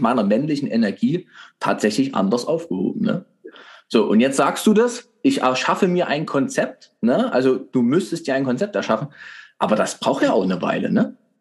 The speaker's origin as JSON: {"language": "German", "town": "Dresden", "region": "Saxony", "country": "Germany", "tie": "born or raised there", "lives_now": "Leipzig, Germany", "said": "ich bin ja geborener Dresdner"}